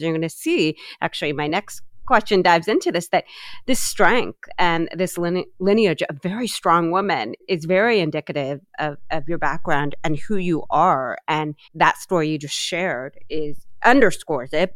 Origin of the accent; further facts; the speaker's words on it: Columbus, Ohio, United States; my hometown of columbus ohio